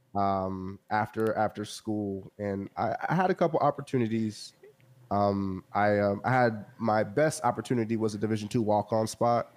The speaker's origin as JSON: {"language": "English", "region": "Central Texas", "country": "United States", "tie": "born or raised there", "said": "I grew up in the Central Texas area"}